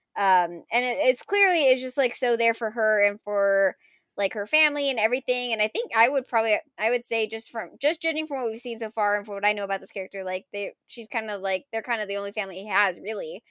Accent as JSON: {"language": "English", "country": "United States", "said": "being, you know, quote, ethnic and being American"}